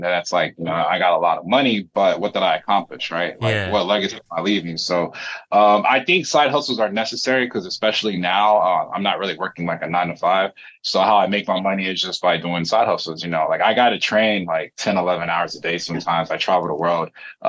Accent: North Carolina, United States; I'm from North Carolina too, and I live in Florida and back and forth from California.

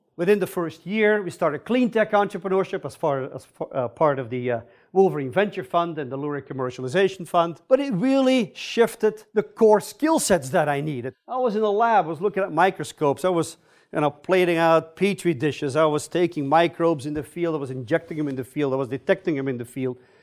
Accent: Belgium; moved away as an adult; also born or lived in California / Stanford; now in United States; I'm originally from Belgium.

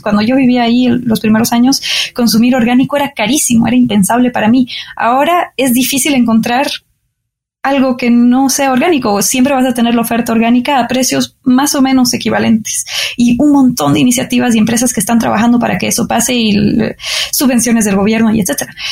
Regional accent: Bolivia; also born or lived in France; now in Mexico; Nací en Bolivia

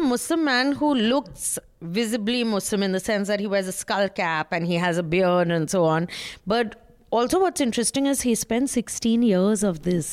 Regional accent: West Bengal, India; I'm from Bengal

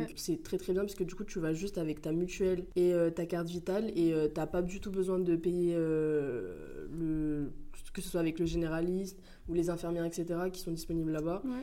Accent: Paris, Île-de-France, France; now in Grenoble, France; je viens de Paris

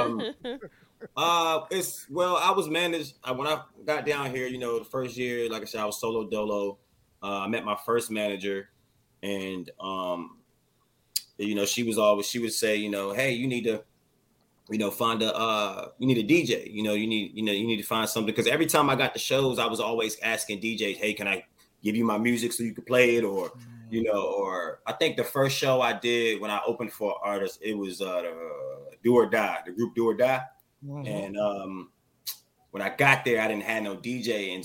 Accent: Landover, Maryland, United States; moved away; I'm from Landover, Maryland

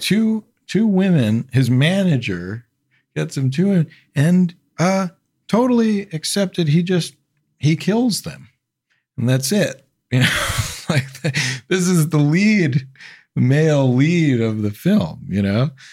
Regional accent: New York City, New York, United States; also born or lived in Queens; I grew up in Manhattan

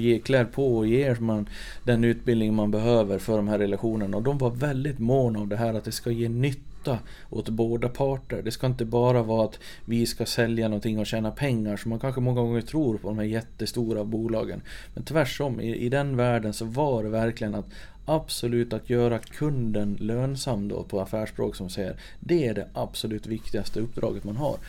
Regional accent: Sollerön, Dalarna County, Sweden; Jag är född och uppvuxen på Sollerön, mitt i Siljan

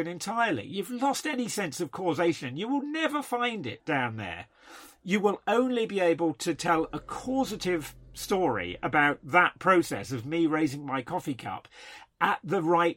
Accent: United Kingdom; being British

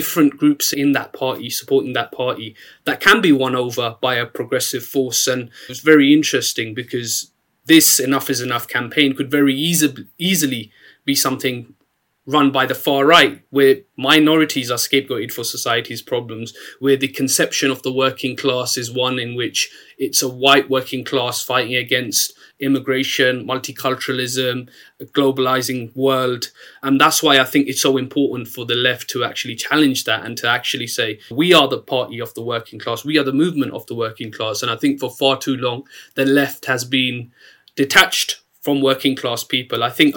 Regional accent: Luton, East of England, United Kingdom; I grew up in Luton at a time when 46% of kids in my town were growing up in poverty

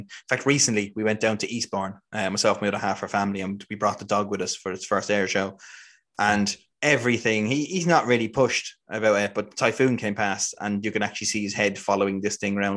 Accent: Ireland; growing up in Ireland. We didn't have anything like

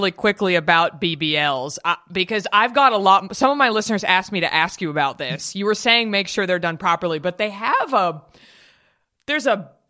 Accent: Dallas, Texas, United States; I grew up in Dallas.

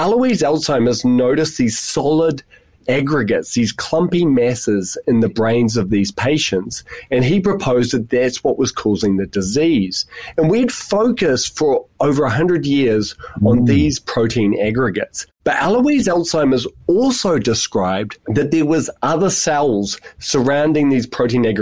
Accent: New Zealand; moved away as an adult; also born or lived in United Kingdom; now in Tasmania, Australia; I'm a New Zealander, and I've also spent 5 years in the UK, and now I'm here in Australia

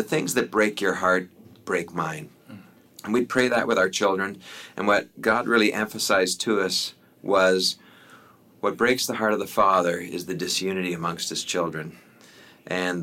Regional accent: Canada; also born or lived in Africa; I'm a Canadian

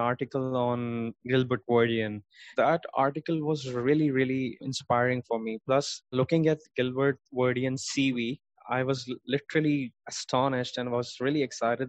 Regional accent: Karachi, Sindh, Pakistan; I was born in Karachi. It's one of the biggest cities of Pakistan, in fact, one of the biggest cities in the world. And I did my 10th grade from there

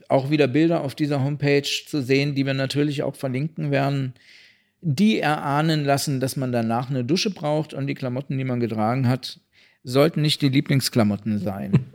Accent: Kassel, Hesse, Germany; meine Heimatstadt

